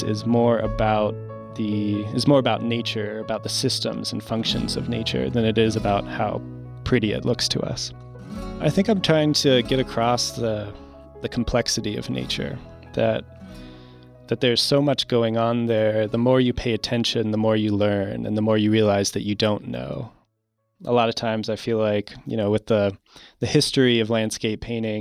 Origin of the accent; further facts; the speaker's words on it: Virginia, United States; moved away; also born or lived in Utah; originally born in Utah, but I grew up in Virginia.